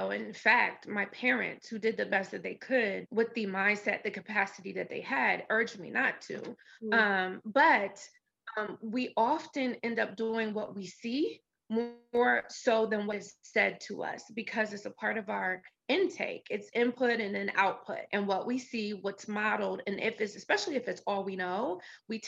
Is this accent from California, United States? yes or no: no; New Jersey, United States; That's where I grew up in New Jersey.